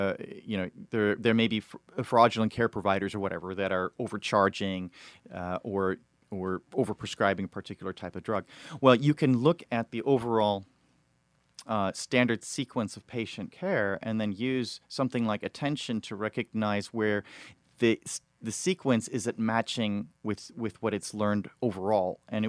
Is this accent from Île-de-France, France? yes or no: yes; Paris, Île-de-France, France; So I grew up in Paris and I speak fluent Chinese.